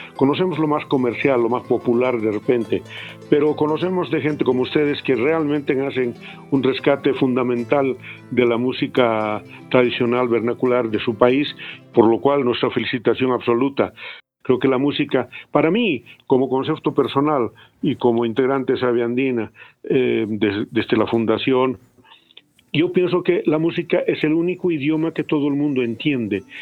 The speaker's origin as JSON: {"language": "Spanish", "region": "Potosí", "country": "Bolivia", "tie": "born or raised there", "said": "Habiendo nacido ahí"}